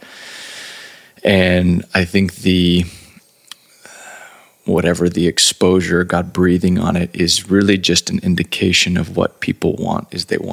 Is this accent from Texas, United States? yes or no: yes; Texas, United States; Born and raised in Texas